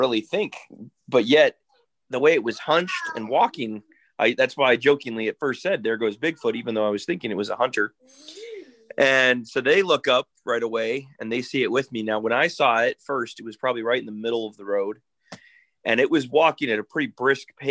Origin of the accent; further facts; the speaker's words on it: Interior Alaska, United States; I'm born and raised in Alaska